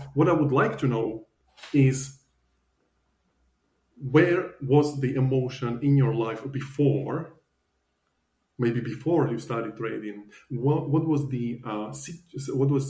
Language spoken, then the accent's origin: English; Slovakia; moved away as an adult; now in Australia; So I'm originally from Slovakia, and I used to work as a financial advisor